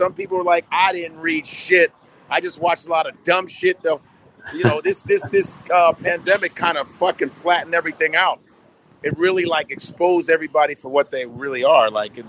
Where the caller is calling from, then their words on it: New York City, New York, United States; I'm coming from New York City, right in Manhattan right now. Hell's Kitchen, bitch.